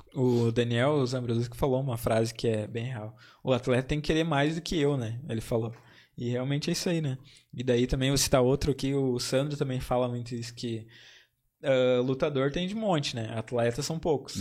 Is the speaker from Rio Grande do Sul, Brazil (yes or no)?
yes; Campo Bom, Rio Grande do Sul, Brazil; Eu sou de Campo Bom